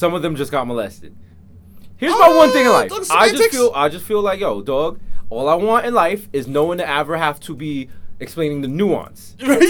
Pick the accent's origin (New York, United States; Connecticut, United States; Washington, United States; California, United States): New York, United States; New York City; I'm from Harlem.